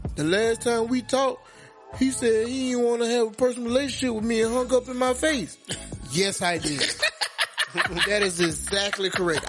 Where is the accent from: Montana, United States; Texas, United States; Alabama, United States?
Alabama, United States; Just know I'm from Alabama.